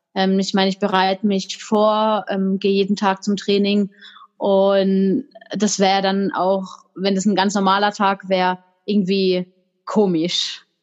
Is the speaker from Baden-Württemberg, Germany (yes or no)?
yes; tri-border area of Germany, France and Switzerland, Baden-Württemberg, Germany; da, wo ich herkomme, da gibt's gar keinen Stützpunkt